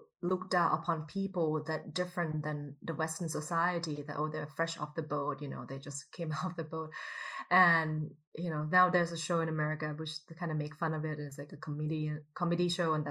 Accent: Thailand; also born or lived in United States; now in Berlin, Germany; I grew up in Thailand, but when I was in Thailand, I identify myself as a Thai person

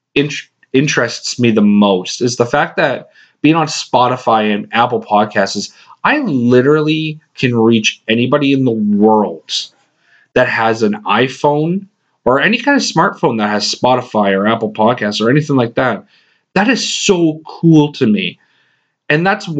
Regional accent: Western Canada, Canada; now in Atlantic Canada, Canada; I grew up in Western Canada

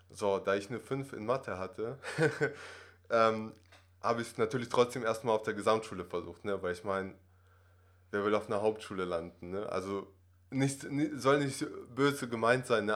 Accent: Germany; German is a second language; also born or lived in Russia; ich bin ursprünglich aus Russland, bin in Russland aufgewachsen, sechs Jahre lang und dann hatten wir die Möglichkeit, mit der Familie nach Deutschland zu ziehen.

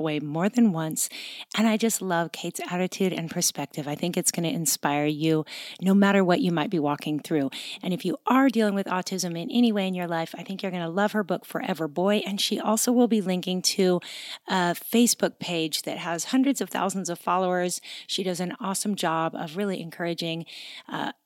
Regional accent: Gig Harbor, Washington, United States; my hometown in Washington State is Gig Harbor, G-I-G, Harbor

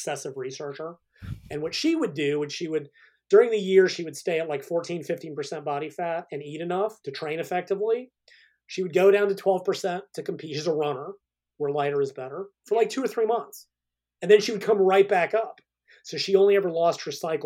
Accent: United States; I'm an American

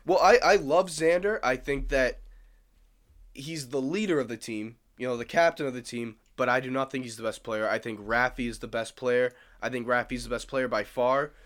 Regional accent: Massachusetts, United States; I'm from Mass

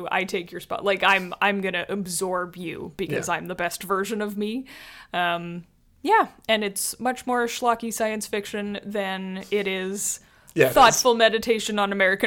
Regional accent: Canada; we're Canadian by pronouncing the U in favorite

